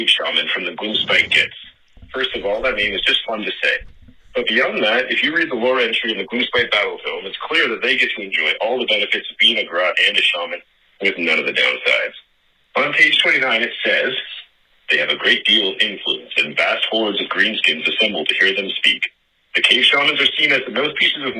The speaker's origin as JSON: {"language": "English", "country": "Canada", "said": "As a Canadian"}